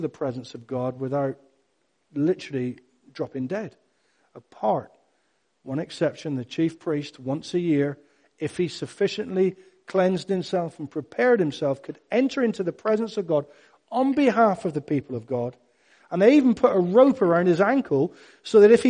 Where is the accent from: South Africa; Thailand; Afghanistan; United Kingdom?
United Kingdom; Cornwall, South West England; I'm Cornish